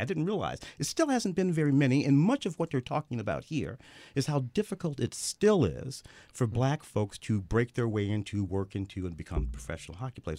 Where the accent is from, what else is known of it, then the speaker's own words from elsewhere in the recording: St. Louis, Missouri, United States; moved away; I grew up in Saint Louis with the Blues